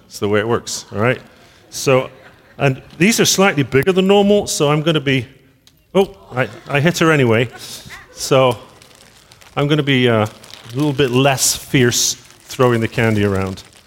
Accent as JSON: {"language": "English", "town": "Bristol", "region": "South West England", "country": "United Kingdom", "tie": "born or raised there", "said": "I was born in Bristol"}